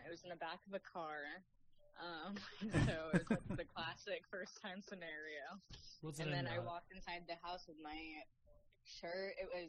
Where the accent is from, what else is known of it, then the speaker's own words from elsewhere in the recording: Las Vegas, Nevada, United States; I was born and raised in Vegas.